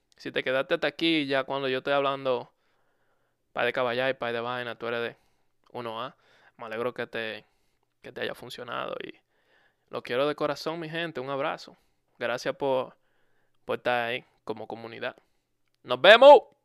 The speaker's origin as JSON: {"language": "Spanish", "country": "Dominican Republic", "said": "En mi país eso es algo muy común. En República Dominicana es muy común"}